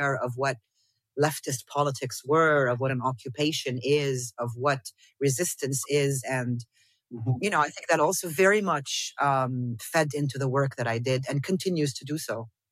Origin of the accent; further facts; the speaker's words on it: Damascus, Damascus Governorate, Syria; moved away; also born or lived in South Lebanon / Amman / Beirut / Dubai; I grew up here. I grew up in Damascus around people who didn't speak English.